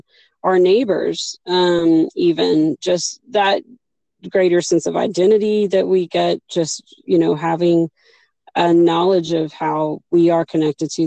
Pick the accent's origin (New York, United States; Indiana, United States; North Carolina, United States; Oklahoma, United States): Oklahoma, United States; growing up in Oklahoma, where you got stickers and, you know, lots of Easter red cedars